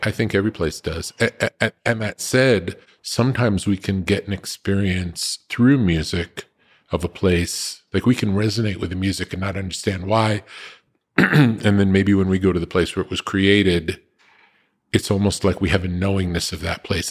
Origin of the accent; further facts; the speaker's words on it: East Coast, United States; also born or lived in New York / California; growing up on the East Coast